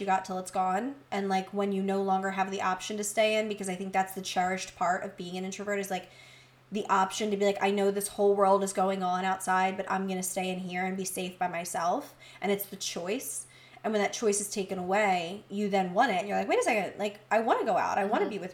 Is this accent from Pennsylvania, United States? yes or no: yes; Delco, Pennsylvania, United States; everyone in Delco, where I'm from